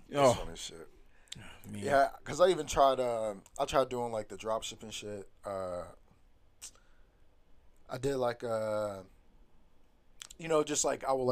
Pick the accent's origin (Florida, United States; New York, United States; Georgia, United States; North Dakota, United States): Georgia, United States; Dublin; I'm from Dublin, Georgia. Hell yeah. That's uh small town, country as fuck.